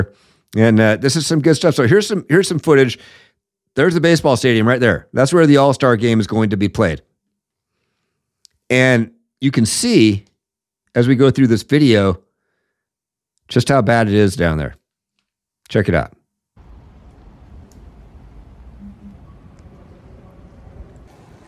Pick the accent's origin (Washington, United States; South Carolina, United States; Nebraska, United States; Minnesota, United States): Washington, United States; Seattle; my hometown of Seattle